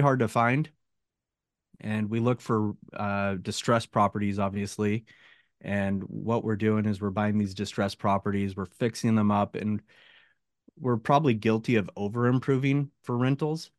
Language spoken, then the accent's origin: English; Oregon, United States; moved away as an adult; also born or lived in San Jose, California; now in Northern California, United States; I grew up in Oregon, small town in Oregon